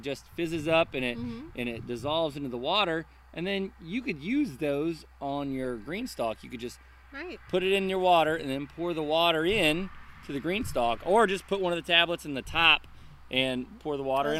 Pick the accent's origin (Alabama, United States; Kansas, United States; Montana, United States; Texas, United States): Alabama, United States; Montgomery; born there; also born or lived in Florida; My dad was in the military, and so we moved around, but it was mostly in the South. I was born in Alabama.